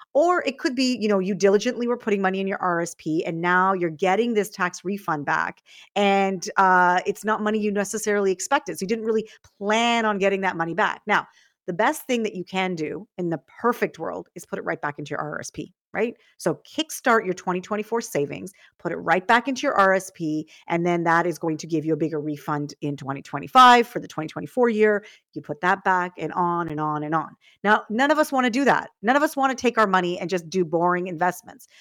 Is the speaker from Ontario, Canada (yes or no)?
yes; Toronto, Ontario, Canada; I grew up in Scarborough